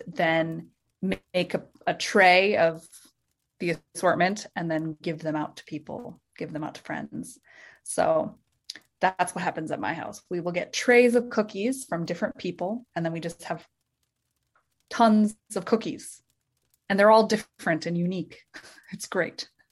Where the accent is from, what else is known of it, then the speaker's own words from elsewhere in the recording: Minnesota, United States; I am from Minnesota, and I'm in Minnesota right now